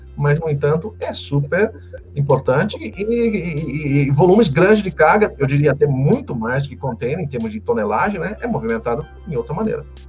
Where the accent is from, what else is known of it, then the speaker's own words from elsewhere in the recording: Santos, São Paulo, Brazil; moved away as an adult; now in Curitiba, Brazil; sou de Santos